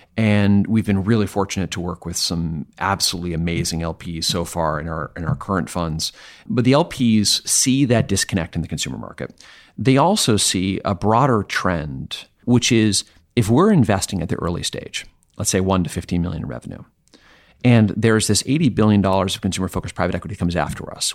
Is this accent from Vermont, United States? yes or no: yes; Vermont, United States; I'm from Vermont